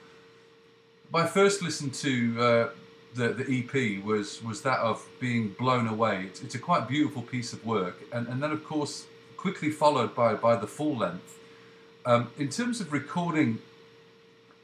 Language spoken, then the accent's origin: English; Manchester, North West England, United Kingdom; moved away as an adult; also born or lived in Leeds / Loughborough; now in Canada; brought up in sort of Manchester, Cheshire area, went to Loughborough Grammar School